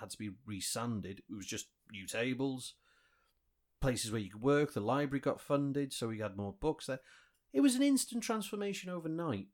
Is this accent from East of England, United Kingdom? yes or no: no; Wales, United Kingdom; we've enjoyed in Wales, like free prescriptions and, you know, our education system